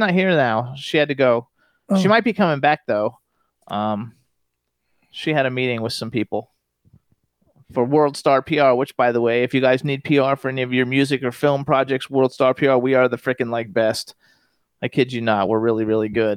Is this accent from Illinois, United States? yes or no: no; Florida, United States; I'm from Florida. I'm born and raised there.